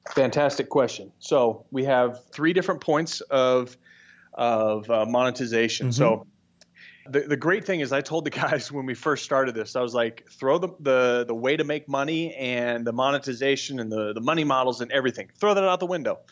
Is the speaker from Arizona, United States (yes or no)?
yes; Scottsdale, Arizona, United States; we're all from the Scottsdale area